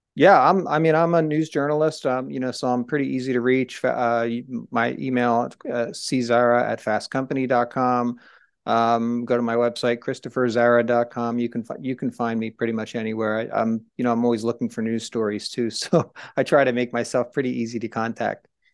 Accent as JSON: {"language": "English", "town": "Trenton", "region": "New Jersey", "country": "United States", "tie": "born or raised there", "said": "where I grew up in Trenton, New Jersey"}